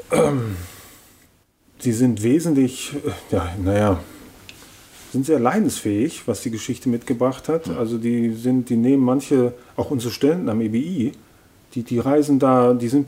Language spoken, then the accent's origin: German; Germany; now in Lithuania; Bin, ich bin seit ja, Jahrzehnten in Litauen, aber als Deutscher, man bleibt Teil der deutschen